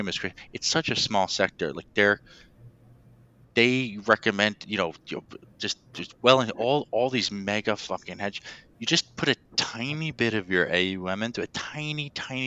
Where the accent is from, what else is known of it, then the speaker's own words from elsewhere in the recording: Westchester, New York, United States; I grew up in Westchester, so it's like 10 minutes from where Indian Point is